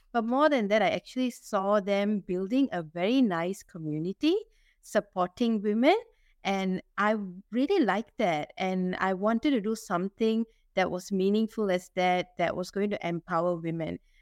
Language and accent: English; Singapore; I'm Singaporean Indian